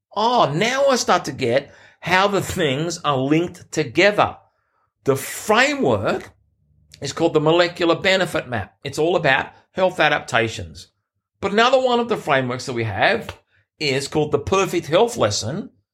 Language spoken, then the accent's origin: English; Sydney, New South Wales, Australia; in my hometown, literally the Olympic Games were ten minutes from where I lived. in Sydney